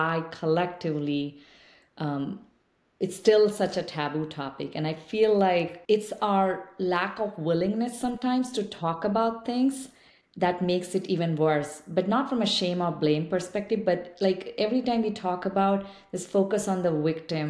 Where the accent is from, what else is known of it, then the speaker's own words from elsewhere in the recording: eastern India, India; English is a second language; moved away as an adult; now in United States; I didn't speak English until a number of years later, like when I moved to another space, another city from where I grew up in Eastern India